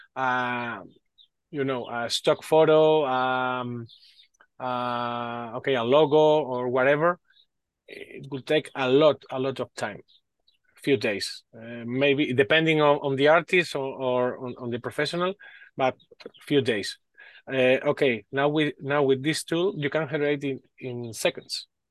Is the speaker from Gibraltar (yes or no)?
no; Spain; English is a second language; Sorry for my English. I'm from Spain.